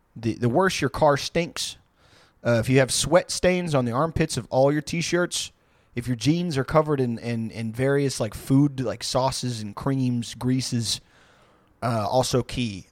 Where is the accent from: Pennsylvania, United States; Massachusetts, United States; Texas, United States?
Texas, United States; Houston; where I grew up in Houston